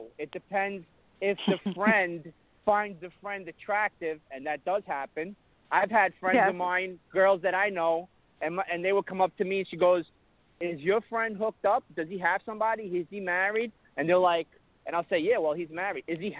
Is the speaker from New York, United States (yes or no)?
yes; Brooklyn, New York, United States; I'm Brooklyn.